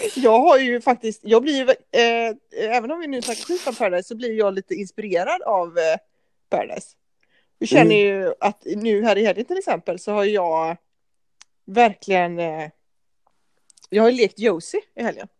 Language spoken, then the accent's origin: Swedish; Gothenburg, Västra Götaland, Sweden; moved away as an adult; now in Denmark; vi är ju båda från Göteborg